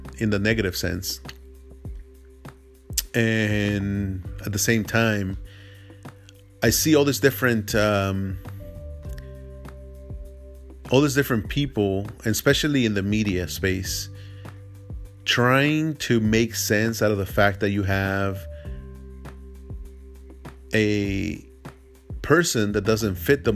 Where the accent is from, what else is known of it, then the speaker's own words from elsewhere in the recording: El Salvador; now in United States; I am Salvadorian. You know, I was born in El Salvador